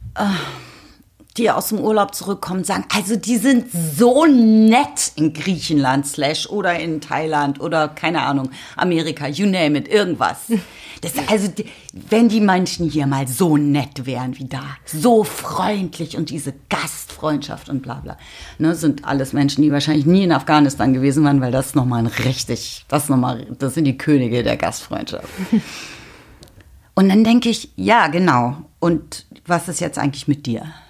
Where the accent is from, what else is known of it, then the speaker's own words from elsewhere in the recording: Berlin, Germany; gerade in Berlin seiend, was meine Heimat ist